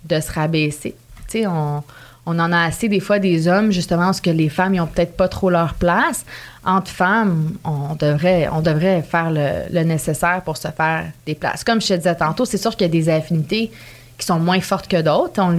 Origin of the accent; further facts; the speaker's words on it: Canada; je sais pas si les gens, à cause que je venais du Canada